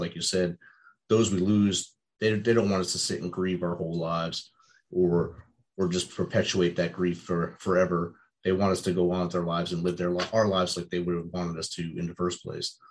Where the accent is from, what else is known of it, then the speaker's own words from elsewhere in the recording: New Jersey, United States; I grew up in New Jersey and got kicked out of the Jersey Shore many times as a youth